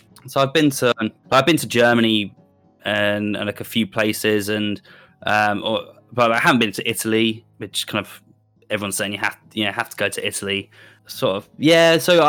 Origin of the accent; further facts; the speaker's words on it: South East England, United Kingdom; now in Bristol, United Kingdom; Yeah, so I grew up just outside just outside London, which is a really nice town. But then I went to, I got about 2010, I moved to Bristol.